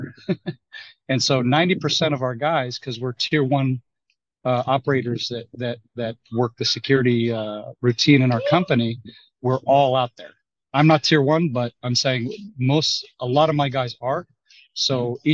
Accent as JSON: {"language": "English", "town": "Kiryat Shmona", "region": "Northern District", "country": "Israel", "tie": "born or raised there", "also_born_or_lived": "Golan Heights / Texas", "said": "I'm from the north. I grew up in Kiryat Shmona, and I lived on the Golan Heights during my military service."}